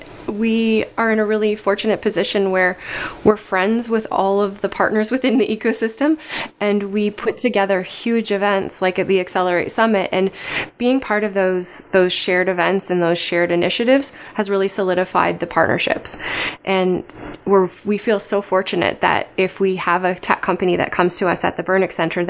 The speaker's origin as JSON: {"language": "English", "town": "Barrie", "region": "Ontario", "country": "Canada", "tie": "born there", "said": "I was born in Barrie. I lived all over the world and chose to come back here."}